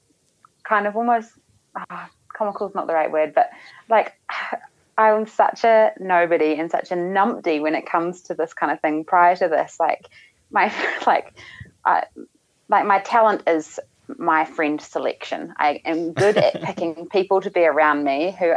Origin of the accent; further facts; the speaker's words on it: New Zealand; being a Kiwi